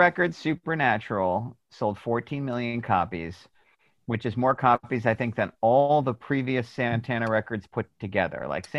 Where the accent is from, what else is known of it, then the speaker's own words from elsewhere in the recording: East Coast, United States; I grew up on the East Coast